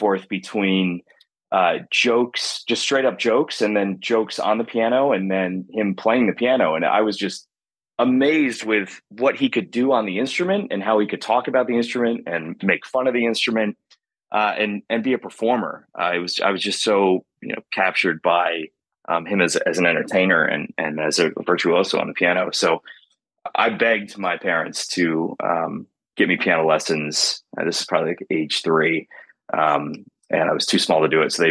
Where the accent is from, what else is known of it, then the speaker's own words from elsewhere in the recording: Wilmington, North Carolina, United States; I grew up in North Carolina